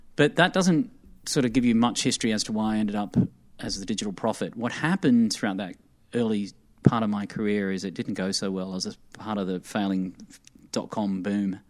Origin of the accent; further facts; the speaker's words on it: Armidale, New South Wales, Australia; moved away as an adult; also born or lived in Sydney; now in United States; I'm not from a city, mate. I'm from the bush